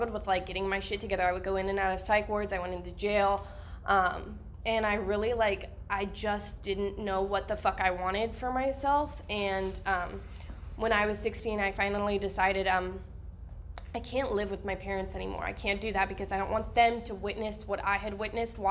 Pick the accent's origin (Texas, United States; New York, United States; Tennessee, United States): Texas, United States; we're from Texas in the slums, like I'm hood